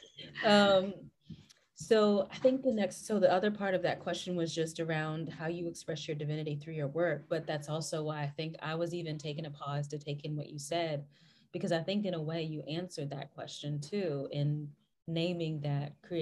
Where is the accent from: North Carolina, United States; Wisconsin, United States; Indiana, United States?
North Carolina, United States; western; I come from the western side of the state